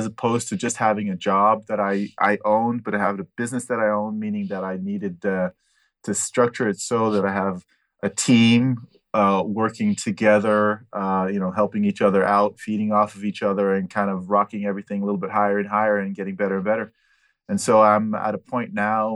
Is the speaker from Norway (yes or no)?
no; Switzerland; also born or lived in Pasadena, California, United States / Altadena, California, United States; I've been in Switzerland since 78. Done all my schooling in Switzerland.